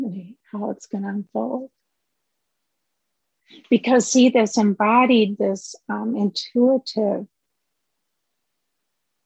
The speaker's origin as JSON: {"language": "English", "region": "Minnesota", "country": "United States", "said": "I'm from Minnesota"}